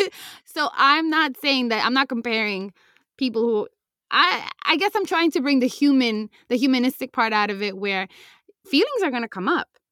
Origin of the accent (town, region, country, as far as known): United States